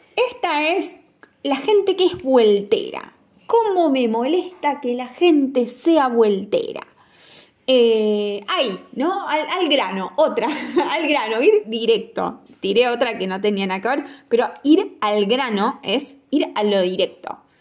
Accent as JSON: {"language": "Spanish", "country": "Argentina", "said": "como un argentino"}